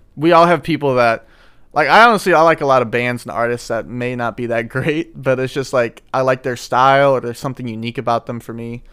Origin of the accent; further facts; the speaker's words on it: St. Louis, Missouri, United States; I'm from Saint Louis.